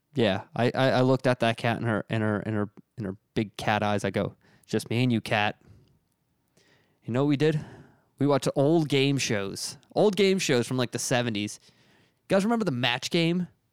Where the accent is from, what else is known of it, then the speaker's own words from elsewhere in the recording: Reading, Pennsylvania, United States; now in Philadelphia, United States; I'm from Redding, Pennsylvania